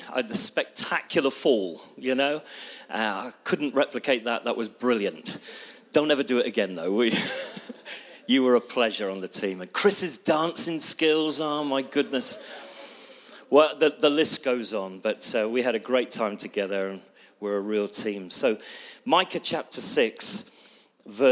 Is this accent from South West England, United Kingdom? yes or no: yes; Bristol, South West England, United Kingdom; I come from Bristol